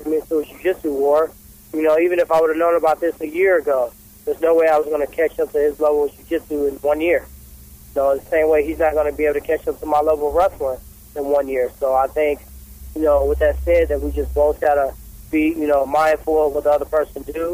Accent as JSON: {"language": "English", "town": "St. Louis", "region": "Missouri", "country": "United States", "tie": "born or raised there", "said": "the St. Louis part, my hometown"}